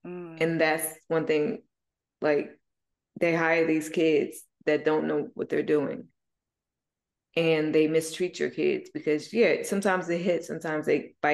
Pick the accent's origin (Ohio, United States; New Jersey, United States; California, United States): New Jersey, United States; moved away; I come from Jersey.